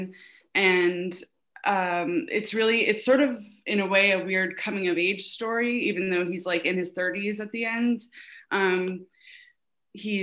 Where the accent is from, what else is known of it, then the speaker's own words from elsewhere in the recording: New York City, New York, United States; moved away as an adult; also born or lived in Hudson Valley, New York / Gainesville, Florida / Delray Beach, Florida / Los Angeles, California; I'm from New York City. And I live here now in Brooklyn.